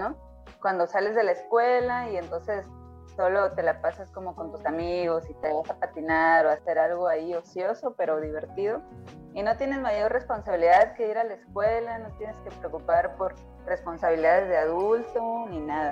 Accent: Tepic, Nayarit, Mexico; nosotras somos acá de Tepic, Nayarit

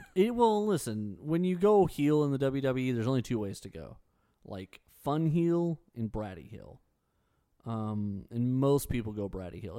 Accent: United States; As an American

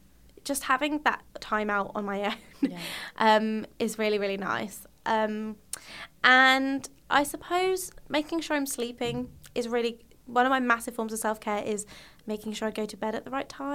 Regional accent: United Kingdom; being British, we like to suppress and don't like to acknowledge our emotions

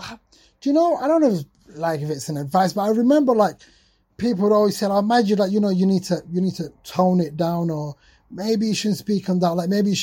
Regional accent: Sheffield, Yorkshire and the Humber, United Kingdom; coming to the UK, like growing up in Sheffield, post-industrial city

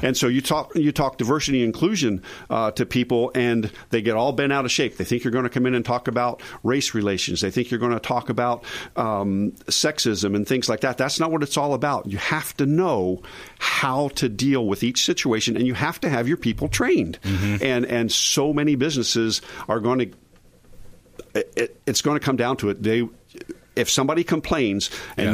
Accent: outside of Philadelphia, Pennsylvania, United States; now in Tampa, United States; growing up outside of Philly

